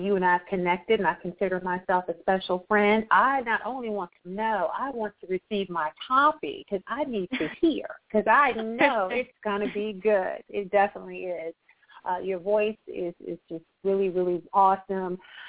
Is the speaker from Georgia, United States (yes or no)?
yes; Atlanta, Georgia, United States; I was working a venue in my hometown, Atlanta, Georgia, and I had a chance to meet Jimmy Chesnick.